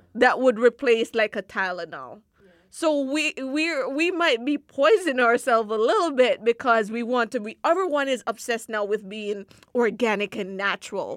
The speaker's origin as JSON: {"language": "English", "country": "Jamaica", "tie": "born or raised there", "moved": "yes", "said": "growing up in Jamaica and having to live in such close proximity with the environment"}